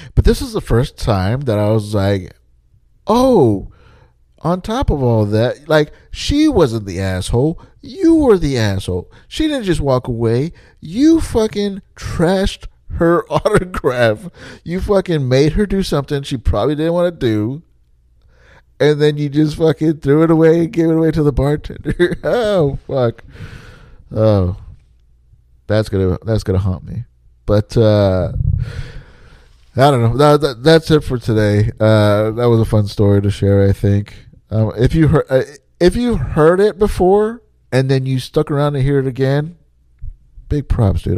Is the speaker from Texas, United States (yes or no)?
yes; Texas, United States; I'm from Texas